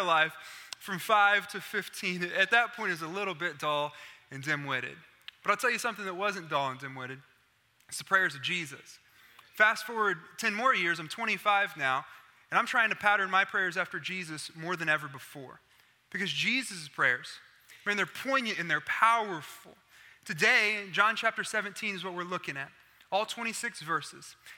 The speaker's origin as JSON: {"language": "English", "region": "Oklahoma", "country": "United States", "said": "I'm from Oklahoma."}